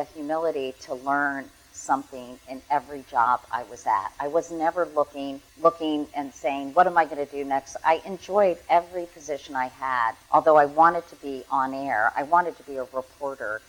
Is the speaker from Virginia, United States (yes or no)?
yes; Arlington, Virginia, United States; I grew up in Arlington, Virginia